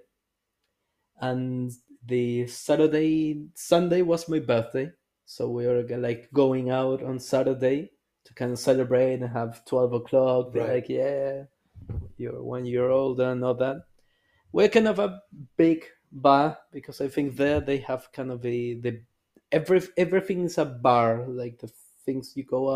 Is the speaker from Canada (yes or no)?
no; Chile; now in Erfurt, Germany; we're both from Chile